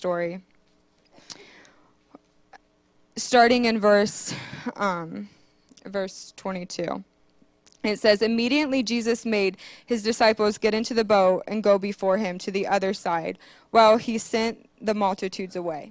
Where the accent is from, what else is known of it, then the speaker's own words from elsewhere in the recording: Marion, Ohio, United States; moved away as an adult; I was born and raised in Marion, Ohio. I lived here for 26 years